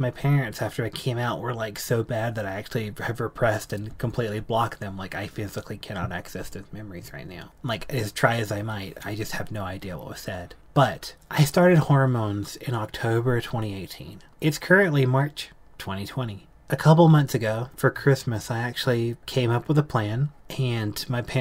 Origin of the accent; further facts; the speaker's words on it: South Carolina, United States; moved away as an adult; now in Colorado, United States; I grew up in South Carolina, Southern conservative